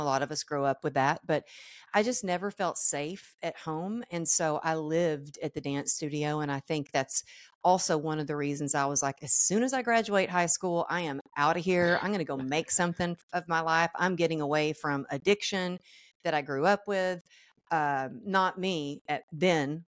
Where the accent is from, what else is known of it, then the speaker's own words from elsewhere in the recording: Texas, United States; moved away as an adult; also born or lived in California; I grew up in Texas